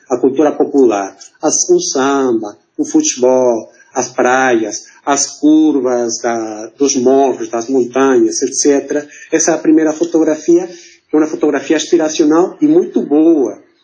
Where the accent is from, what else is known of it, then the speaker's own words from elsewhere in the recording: Mexico City, Mexico; accent: portunhol, Mexican; Portuguese is a second language; moved away as an adult; now in Rio de Janeiro, Brazil; nasci na Cidade do México, daí que meu sotaque é esse aqui, né, um sotaque portunhol é, mexicano